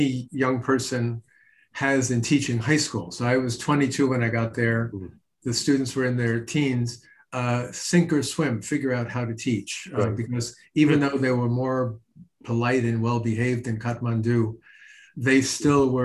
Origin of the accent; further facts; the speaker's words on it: New York City, New York, United States; also born or lived in Brooklyn; growing up in middle-class Irish Catholic New York, born in Brooklyn, growing up on Staten Island